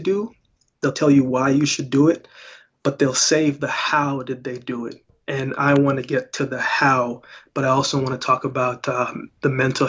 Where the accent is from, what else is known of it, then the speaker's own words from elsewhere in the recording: Jamaica; born there; I was born in Jamaica, so a lot of dancehall, a lot of reggae, hip hop, rap, R&B.